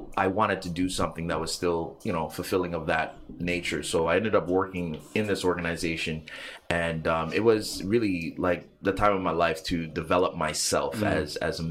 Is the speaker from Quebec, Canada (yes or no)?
yes; Montreal, Quebec, Canada; I grew up in Little Burgundy, actually. 811 apartment 3, St. Martin Street